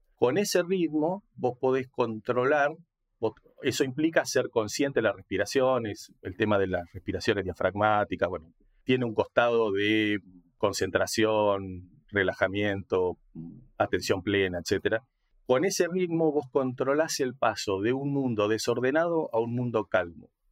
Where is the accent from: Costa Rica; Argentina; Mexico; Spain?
Argentina; now in La Plata, Argentina; soy argentino, eh, nací hace 60 años, soy grande.